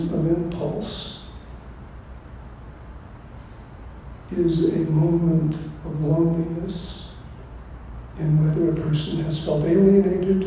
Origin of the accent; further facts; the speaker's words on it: California, United States; I come from California, which is the West